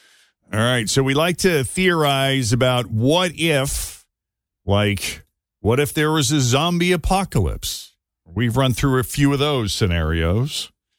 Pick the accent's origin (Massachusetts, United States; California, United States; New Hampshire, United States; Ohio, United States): Massachusetts, United States; my home state of Massachusetts.